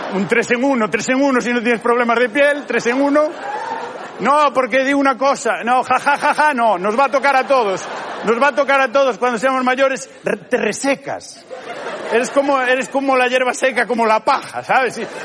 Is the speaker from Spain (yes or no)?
yes; Galicia, Spain